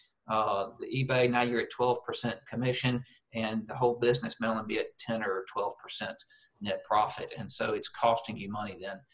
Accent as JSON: {"language": "English", "country": "United States", "moved": "as an adult", "lives_now": "Australia", "said": "I am an American"}